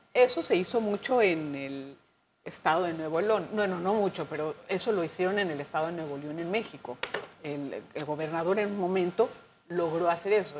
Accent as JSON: {"language": "Spanish", "country": "Panama", "said": "como panameños"}